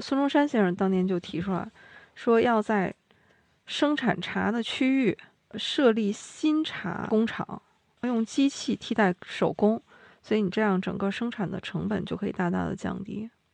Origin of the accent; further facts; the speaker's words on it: China; 茶对我们中国人也是非常重要的